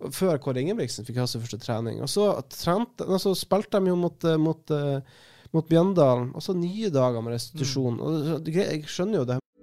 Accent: not far from Narvik, Northern Norway, Norway; Jeg er fra Nord-Norge, jeg er ikke så langt fra, fra, Narvik

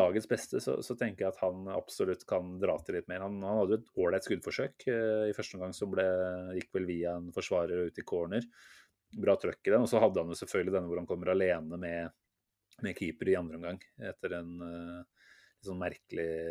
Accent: Norway; vi, som nordmenn

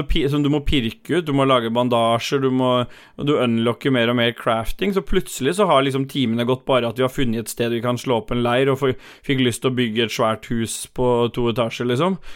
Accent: Oslo, Norway; Jeg er fra Lambertseter

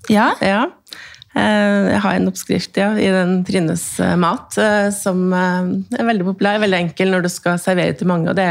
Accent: Trøndelag, Norway; er jo trønder

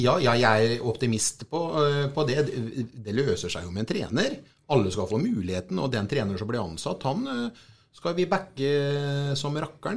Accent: Sarpsborg, Østfold, Norway; vi kommer ifra Sarpsborg

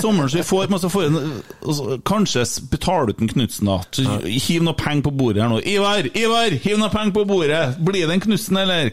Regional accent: Bjugn, Trøndelag, Norway; Jeg sier Kotteng fordi jeg er fra Bjugn, og der er vi Kottengvatnet

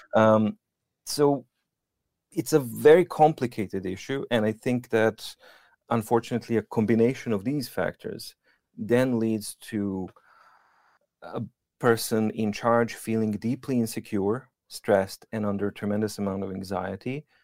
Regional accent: Serbia; English is a second language; moved away as an adult; now in Norway; I come from Serbia

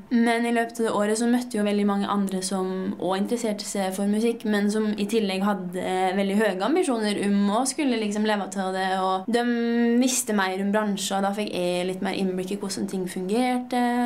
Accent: Lesja, Innlandet, Norway; å ha vokst opp i Lesja, det har jeg utelukkende gode opplevelser med.

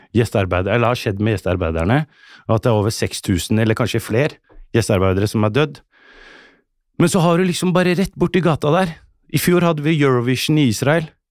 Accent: Oslo, Norway; Som kid vokste jeg på Bøler, eh, et tøft miljø

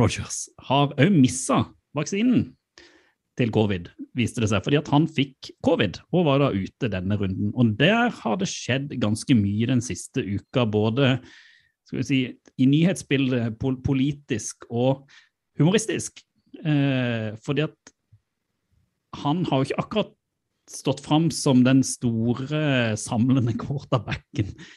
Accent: Mandal, Agder, Norway; moved away; min mor hjemme i Mandal

